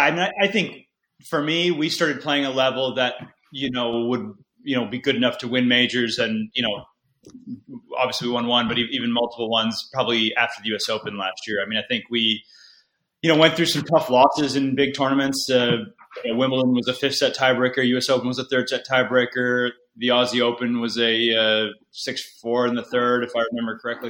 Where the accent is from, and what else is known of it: United States